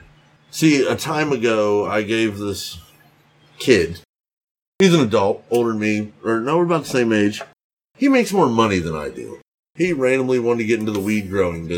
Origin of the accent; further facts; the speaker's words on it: Georgia, United States; now in Alabama, United States; I'm from Georgia